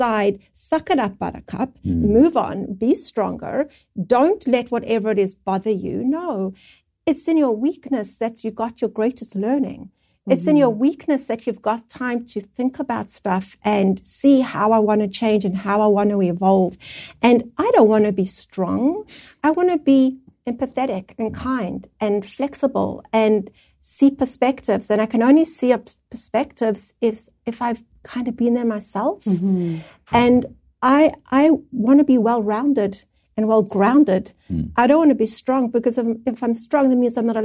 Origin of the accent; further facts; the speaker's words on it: South Africa; moved away as an adult; now in Canada; we're from South Africa